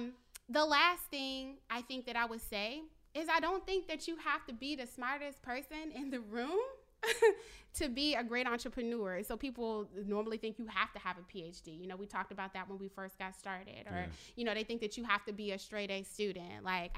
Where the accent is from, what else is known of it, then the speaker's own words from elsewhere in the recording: Richmond, Virginia, United States; One other example, because I'm from Richmond